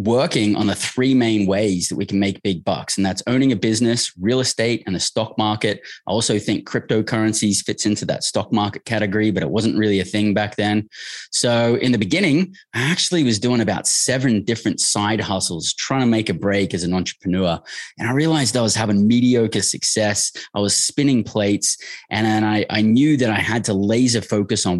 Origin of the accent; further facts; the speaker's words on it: Australia; moved away as an adult; I grew up in Australia